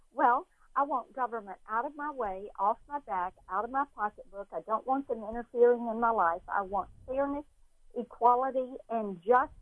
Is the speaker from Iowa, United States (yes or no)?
no; Laurel, Mississippi, United States; I did grow up in Laurel, Mississippi